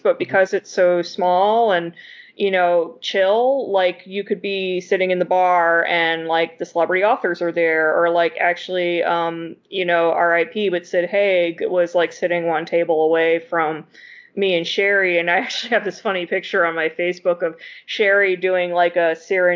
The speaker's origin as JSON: {"language": "English", "region": "Virginia", "country": "United States", "tie": "born or raised there", "also_born_or_lived": "Massachusetts", "said": "I moved away from Massachusetts when I was 4. I grew up in Virginia"}